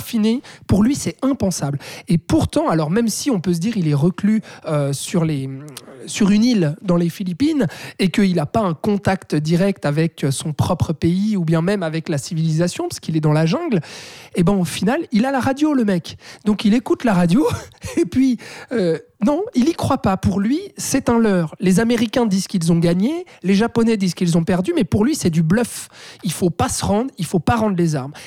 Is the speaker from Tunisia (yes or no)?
no; Switzerland; chez nous en Suisse